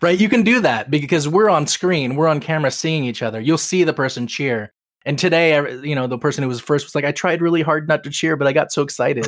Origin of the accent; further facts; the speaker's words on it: Seattle, Washington, United States; I grew up in Seattle as a Tacoma Stars fan